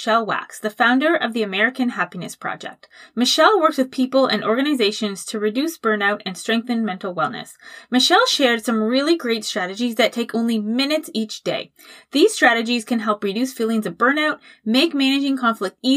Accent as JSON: {"language": "English", "country": "Canada", "also_born_or_lived": "Halifax", "said": "I'm Canadian in Halifax"}